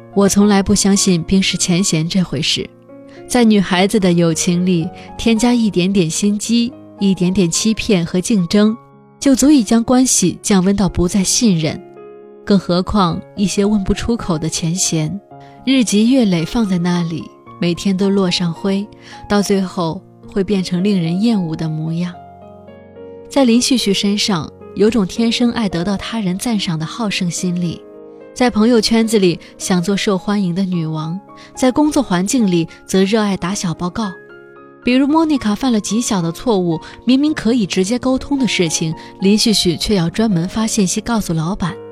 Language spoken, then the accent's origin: Chinese; China; 我的妈妈也是别人眼中的中国大妈